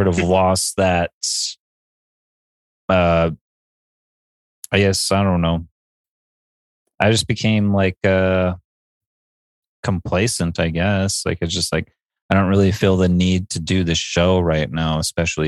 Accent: Boston, Massachusetts, United States; I'm from Boston.

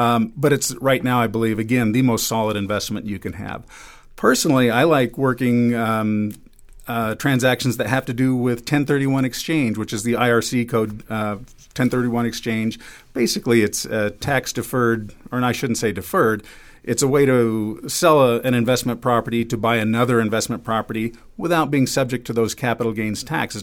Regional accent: Los Angeles, California, United States; also born or lived in Seattle; now in Reno, United States; I'm from Los Angeles myself

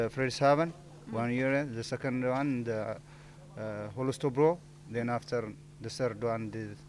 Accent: Ethiopia; English is a second language; now in Denmark; In Ethiopia.

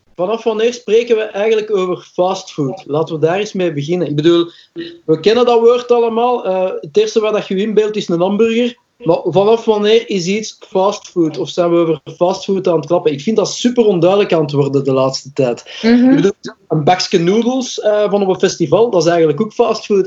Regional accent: Belgium; first language Dutch; omdat dat mijn moedertaal is. Als Belg.

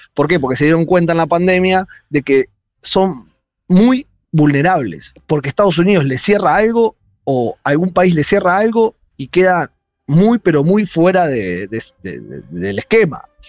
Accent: Argentina; now in China

